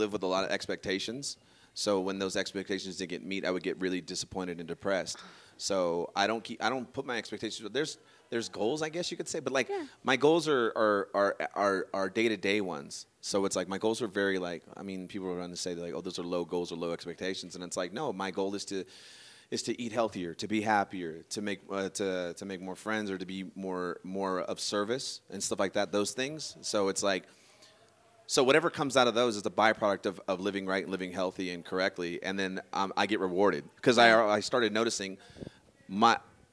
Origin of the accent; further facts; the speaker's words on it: Sacramento, California, United States; I'm from Sacramento. I am not from San Francisco.